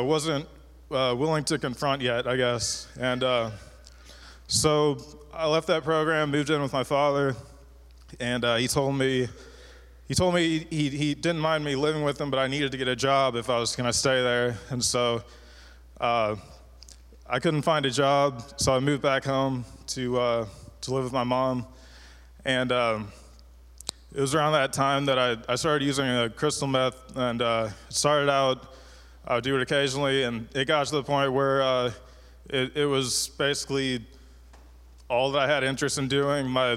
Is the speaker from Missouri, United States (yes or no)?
yes; Cape Girardeau, Missouri, United States; I'm from Cape Girardeau, Missouri